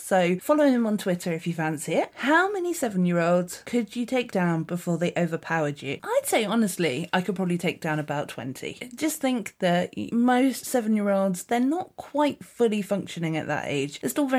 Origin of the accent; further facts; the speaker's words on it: South West England, United Kingdom; accent: Dorset; like I mentioned in my Dorset accent